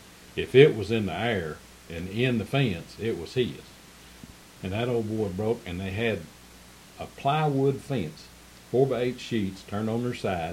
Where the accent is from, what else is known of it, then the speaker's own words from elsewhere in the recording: Kingston, Tennessee, United States; when I grew up in Willowbrook, we knew every neighbor.